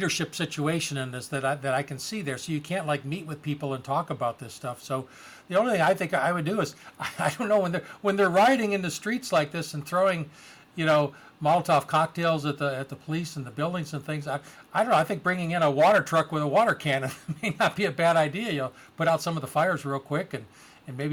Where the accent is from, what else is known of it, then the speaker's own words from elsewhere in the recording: Detroit, Michigan, United States; I grew up in Detroit during the 68 riots